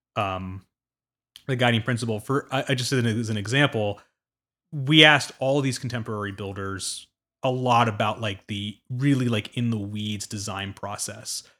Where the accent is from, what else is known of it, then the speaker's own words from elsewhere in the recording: suburbs of Washington, D.C., District of Columbia, United States; I grew up in the East Coast in the suburbs of D C